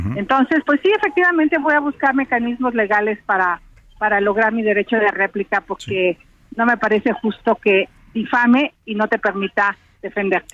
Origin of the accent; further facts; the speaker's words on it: Mezquital Valley, Hidalgo, Mexico; vengo del Valle del Mezquital